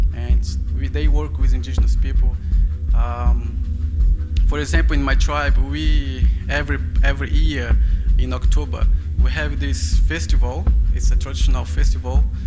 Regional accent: Brazilian Amazon, Brazil; English is a second language; moved away as an adult; now in London, United Kingdom

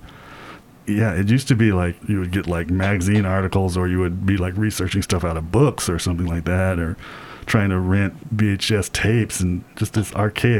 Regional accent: United States; we all grew up on this in the States

